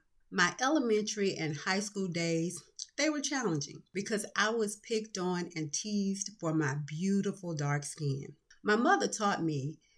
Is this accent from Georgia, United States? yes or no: yes; Atlanta, Georgia, United States; Growing up in Atlanta, Georgia, with my parents and sister